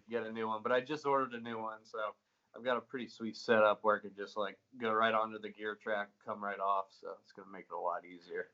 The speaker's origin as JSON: {"language": "English", "town": "Greenville", "region": "South Carolina", "country": "United States", "tie": "born or raised there", "also_born_or_lived": "Florida", "moved": "as an adult", "lives_now": "Nashville, United States", "said": "born and raised in Greenville, South Carolina, for 21 years"}